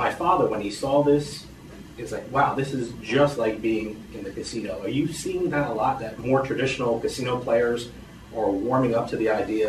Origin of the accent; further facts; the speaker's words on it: New Jersey, United States; I'm from New Jersey